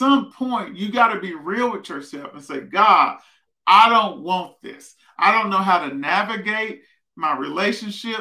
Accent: Prescott, Arkansas, United States; moved away as an adult; also born or lived in Fayetteville, Arkansas; I grew up in Prescott, Arkansas, down south, almost in Texas.

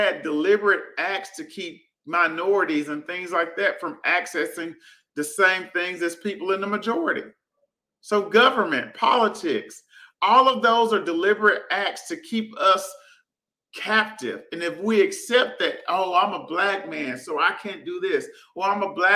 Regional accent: Prescott, Arkansas, United States; I grew up in Prescott, Arkansas, small town.

